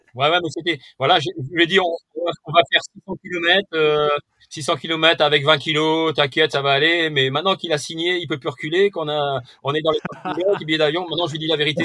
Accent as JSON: {"language": "French", "town": "Perpignan", "region": "Occitania", "country": "France", "said": "moi je suis de l'Occitanie, un hein, côté donc Perpignan"}